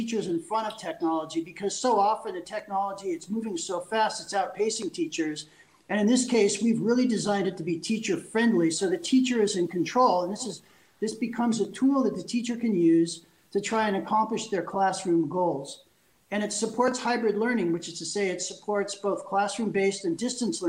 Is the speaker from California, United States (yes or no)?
yes; California, United States; moved away as an adult; also born or lived in Paris, France; now in Switzerland; I'm a Californian. So I'm a lifelong Californian, but I moved 14 years ago.